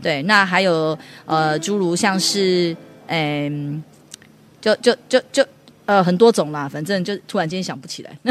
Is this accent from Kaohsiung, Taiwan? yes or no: no; Taichung, Taiwan; moved away as an adult; now in Hualien, Taiwan; 我是从台中来的，嗯。一个民歌手